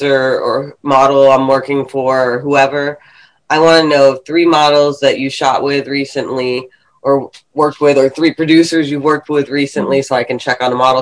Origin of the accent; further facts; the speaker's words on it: Fredericksburg, Virginia, United States; I grew up near DC and near Northern Virginia where all the Asians are, but I was actually like 45 minutes south in Fredericksburg, Virginia